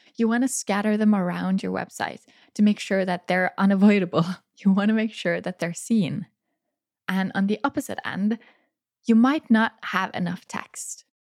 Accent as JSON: {"language": "English", "country": "Norway", "tie": "born or raised there", "said": "my hometown"}